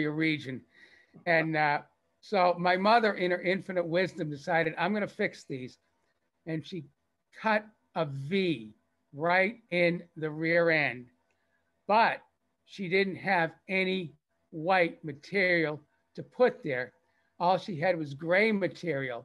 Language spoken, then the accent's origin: English; Lexington, Massachusetts, United States; I grew up in Lexington, Mass, you know, historic Lexington, Mass